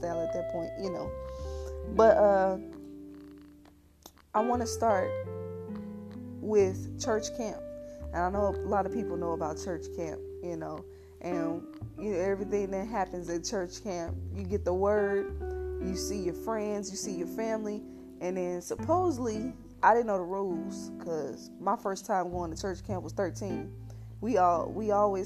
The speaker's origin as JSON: {"language": "English", "town": "St. Louis", "region": "Missouri", "country": "United States", "tie": "born or raised there", "said": "I grew up in St. Louis, went to the V, that stands for Vashon"}